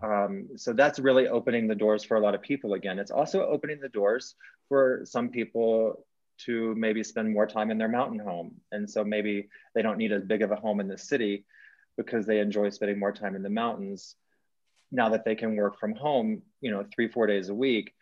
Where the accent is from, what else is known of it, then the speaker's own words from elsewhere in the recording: Texas, United States; moved away as an adult; now in Colorado, United States; I'm from, I grew up in Texas